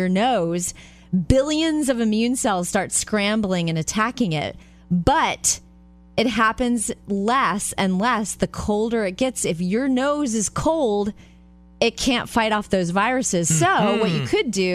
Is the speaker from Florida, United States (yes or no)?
yes; Jupiter, Florida, United States; I grew up in Jupiter, Florida